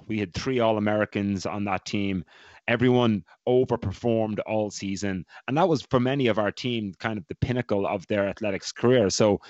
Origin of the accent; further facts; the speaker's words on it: Ireland; accent: Irish; moved away as an adult; I was not allowed to lose my accent because when I arrived at Providence College, head coach there, Ray Tracy, is from Waterford in Ireland, and there was a few other Irish guys in the team, so it was easy for me to maintain.